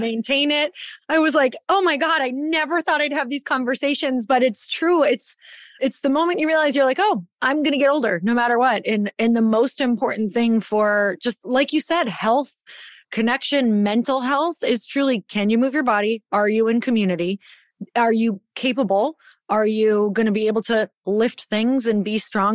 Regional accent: Midwest, United States; growing up in the Midwest

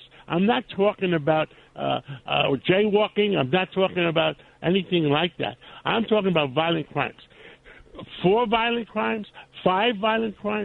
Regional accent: New York City, New York, United States; I grew up in Harlem, in the inner circle of the communities in New York

